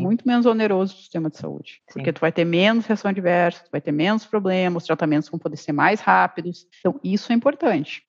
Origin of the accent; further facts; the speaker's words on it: southern Brazil, Brazil; eu sou do sul do Brasil, de uma cidade só tem alemão, pequena, e na região ali do, da colonização alemã